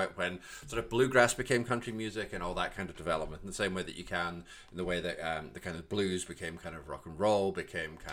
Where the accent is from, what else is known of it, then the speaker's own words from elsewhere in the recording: Glasgow, Scotland, United Kingdom; I'm from Glasgow